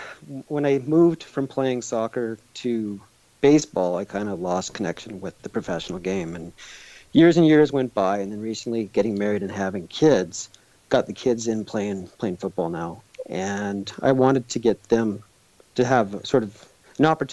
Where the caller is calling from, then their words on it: Edmonton, Alberta, Canada; I'm calling from Edmonton, Canada